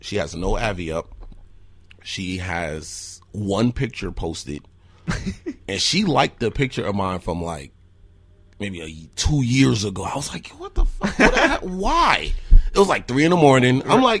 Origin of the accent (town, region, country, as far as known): Newark, New Jersey, United States; born or raised there; now in Eau Claire, United States